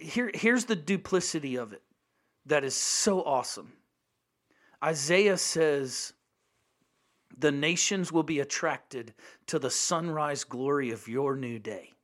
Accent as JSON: {"language": "English", "country": "United States", "said": "as an American"}